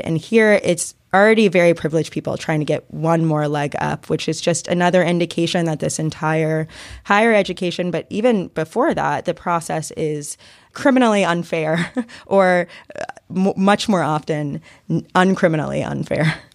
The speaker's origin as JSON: {"language": "English", "town": "Atlanta", "region": "Georgia", "country": "United States", "moved": "yes", "said": "I'm from Atlanta and my parents live here"}